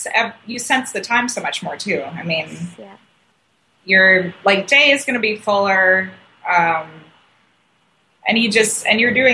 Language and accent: English; North Carolina, United States; North Carolina.